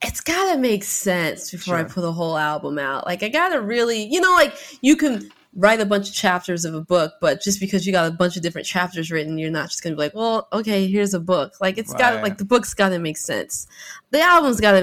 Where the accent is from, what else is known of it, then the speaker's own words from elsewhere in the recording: Seattle, Washington, United States; me and my siblings were first generation Seattleites, but my mom and everyone's from Louisiana